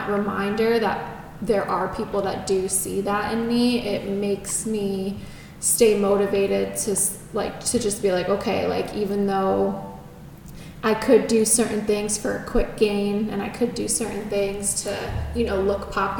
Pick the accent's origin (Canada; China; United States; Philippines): United States; East Coast; my personal opinion growing up on the East Coast, I think people are a lot more authentic and true to themselves there.